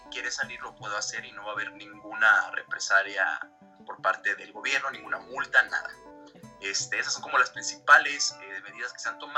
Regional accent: Mexico; also born or lived in Dublin, Ireland; soy mexicano, vivo aquí en la Ciudad de México, ya tengo aproximadamente 10 meses que regresé ya de Dublín.

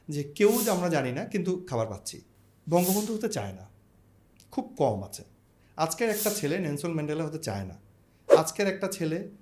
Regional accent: Dhaka, Dhaka Division, Bangladesh; আমি আমার জন্ম ঢাকায় সো আমি তো আরবানেই বড় হয়েছি স্কুলে স্কুল কলেজ ঢাকায়

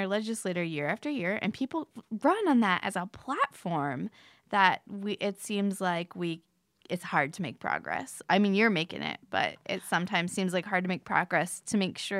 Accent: Florida, United States; I'm from Florida.

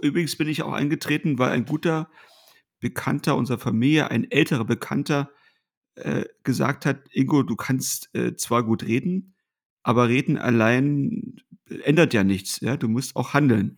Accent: Ortrand, Brandenburg, Germany; in meiner Heimatstadt in Ortrand äh, als 13, 14 oder 15-jähriger Schüler

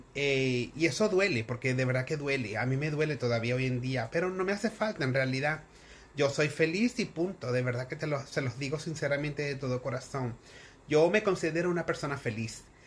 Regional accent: Venezuela; como buena venezolana

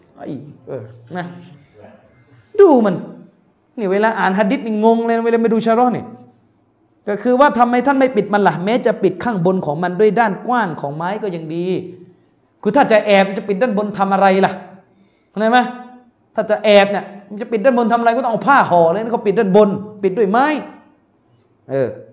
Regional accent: Deep South, Thailand

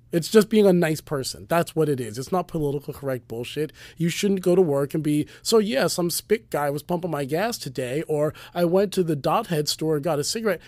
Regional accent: United States

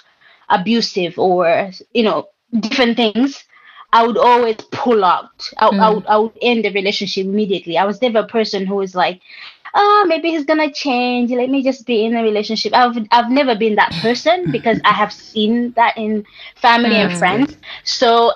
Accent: Malawi; growing up in Malawi

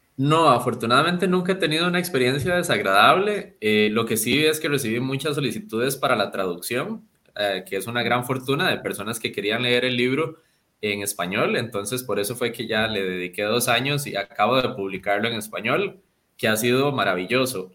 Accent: Costa Rica; yo soy muy orgulloso, obviamente, de ser costarricense, de ser latinoamericano

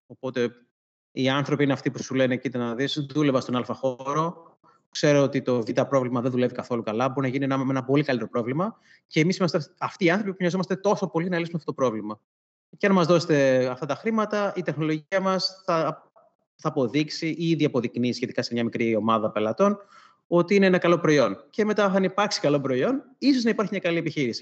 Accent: Sparta, Peloponnese, Greece; moved away; also born or lived in Athens; μεγάλωσα σε Σπάρτη

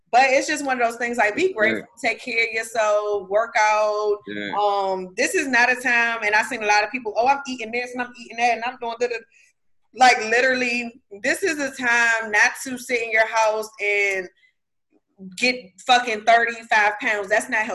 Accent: United States; I'm American

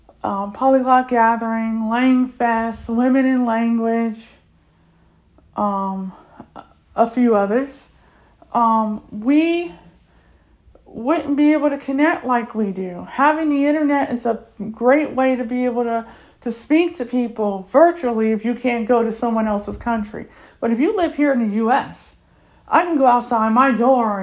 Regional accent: United States; first language English; I'm American

